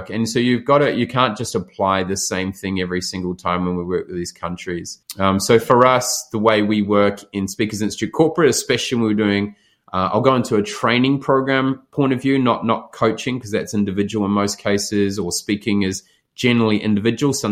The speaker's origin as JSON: {"language": "English", "country": "New Zealand", "tie": "born or raised there", "said": "if I stayed in that small area that I grew up in New Zealand, I'd be my mindset would be very isolated."}